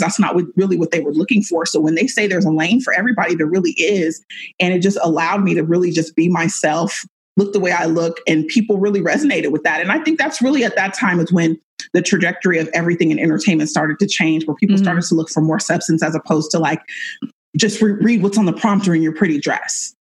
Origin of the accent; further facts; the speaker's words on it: the Bay Area, California, United States; moved away as an adult; now in Los Angeles, United States; I'm from the Bay